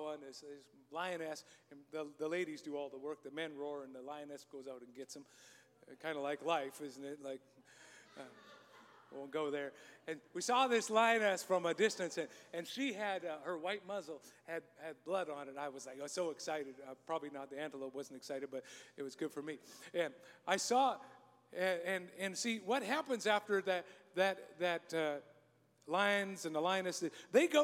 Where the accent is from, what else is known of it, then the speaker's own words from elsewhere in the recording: Canada; I'm a Canadian